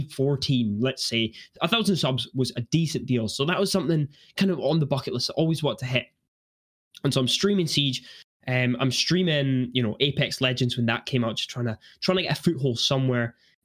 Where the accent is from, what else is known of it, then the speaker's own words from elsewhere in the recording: Edinburgh, Scotland, United Kingdom; I'm actually from Edinburgh